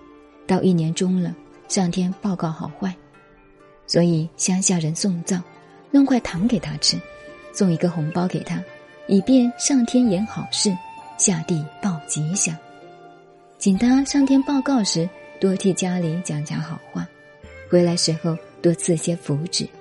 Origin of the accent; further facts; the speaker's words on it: China; 不是因为我是中国人。替中国的宗教辩护